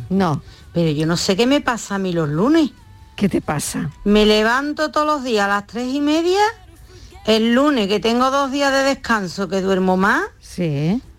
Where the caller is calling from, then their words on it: Seville, Andalusia, Spain; soy madre de Sevilla